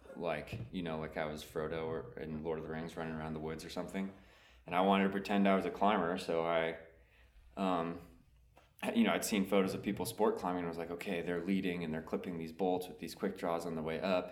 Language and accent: English; East Coast, United States; also born or lived in South Carolina / Vermont; I grew up on the East Coast